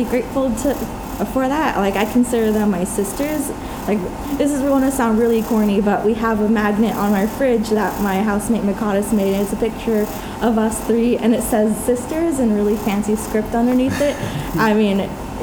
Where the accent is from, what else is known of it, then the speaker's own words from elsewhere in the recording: Los Angeles, California, United States; now in Merced, United States; my hometown of Los Angeles